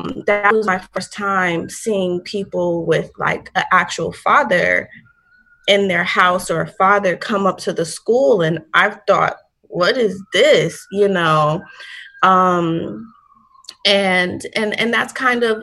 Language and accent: English; Columbus, Ohio, United States; also born or lived in Saginaw, Michigan; now in Bronx, New York, United States; I am originally from the Midwest. So I was born in Michigan, a very small town called Saginaw. It's about 2 hours from Detroit. But I was raised in Columbus, Ohio, up in around the age of five